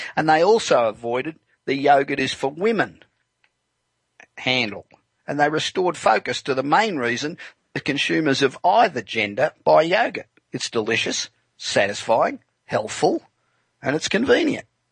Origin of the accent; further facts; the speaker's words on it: Los Angeles, California, United States; Broadcasting tonight from my hometown of Los Angeles